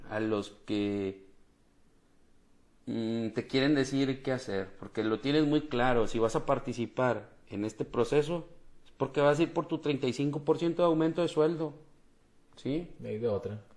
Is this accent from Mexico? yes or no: yes; Mexico; aviento mi CUR para decir que soy mexicano y que tengo tantos años.